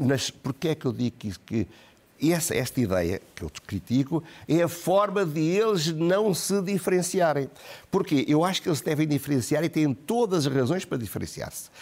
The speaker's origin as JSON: {"language": "Portuguese", "country": "Portugal", "said": "o que me parecia a mim, como português"}